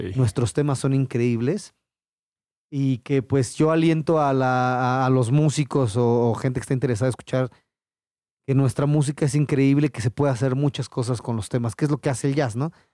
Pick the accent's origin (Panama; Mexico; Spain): Mexico; como mexicano